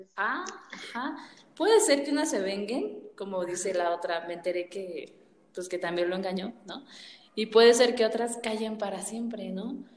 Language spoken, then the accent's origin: Spanish; Mexico; nosotros somos de México